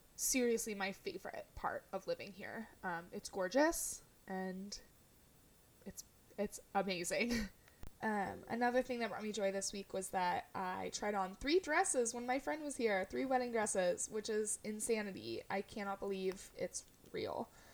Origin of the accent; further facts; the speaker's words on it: California, United States; now in Portland, United States; I grew up in California